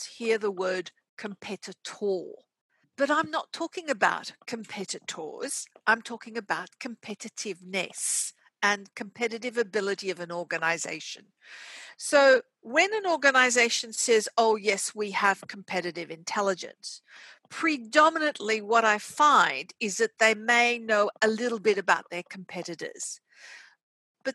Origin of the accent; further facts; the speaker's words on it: Australia; also born or lived in Casablanca, Morocco / Switzerland / United States; I was born in Morocco, Casablanca, and we came to Australia when I was very young. I got most of my education here in Australia